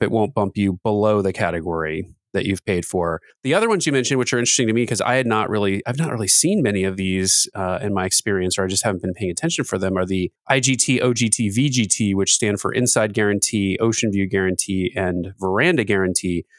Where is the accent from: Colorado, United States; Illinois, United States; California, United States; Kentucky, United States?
Kentucky, United States; Louisville; moved away; I'm from Louisville, Kentucky, originally, where we like to squeeze every word into as few syllables as possible